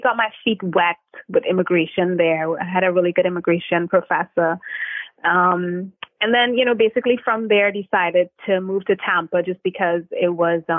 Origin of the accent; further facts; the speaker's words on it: Trinidad & Tobago; now in United States; I am originally from Trinidad and Tobago, small twin islands in the Caribbean